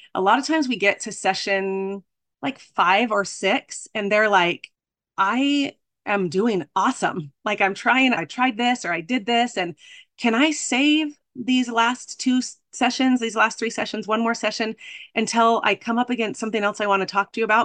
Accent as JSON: {"language": "English", "region": "Arizona", "country": "United States", "said": "I'm from Arizona"}